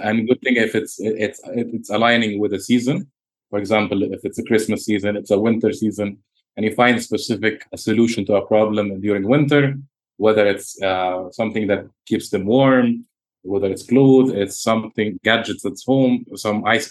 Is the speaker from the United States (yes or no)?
no; Egypt; now in Dubai, United Arab Emirates; I have a clothing brand in Dubai and in my home country, Egypt